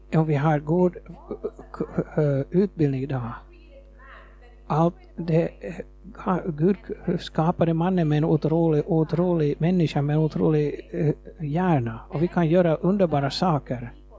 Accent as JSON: {"language": "Swedish", "region": "Nairobi", "country": "Kenya", "tie": "born or raised there", "also_born_or_lived": "Nakuru, Kenya / Jyväskylä, Finland", "second_language": "Swedish", "moved": "as an adult", "lives_now": "Finland", "said": "jag växte upp i Kenya"}